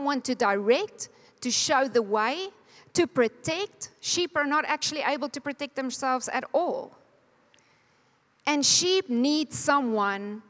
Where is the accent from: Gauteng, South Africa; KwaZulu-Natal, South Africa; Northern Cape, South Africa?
Northern Cape, South Africa; Calvinia; now in Namibia; I was born in Kalfinia. Wie weet waar is Kalfinia? 3 mense. Dis in die Namakwa-land. It's about Cape Town, 4 hours north